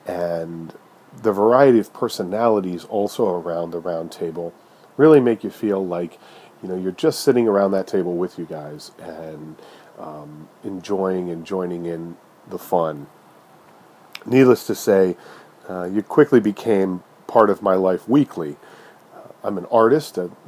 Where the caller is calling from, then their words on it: Erie, Pennsylvania, United States; I'm calling from Erie, Pennsylvania.